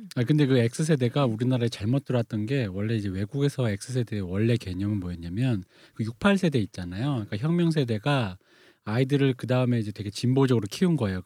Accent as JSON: {"language": "Korean", "region": "Seoul", "country": "South Korea", "tie": "born or raised there", "said": "제가 대학로에 살아서 아는데 제가 대학로에서 중학생 때까지는"}